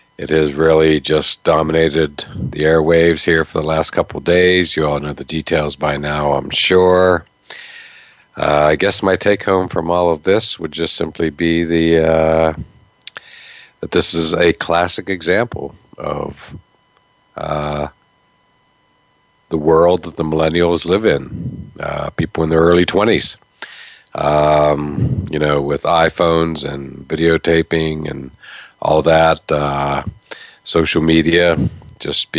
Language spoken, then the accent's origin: English; Pennsylvania, United States; growing up in Pennsylvania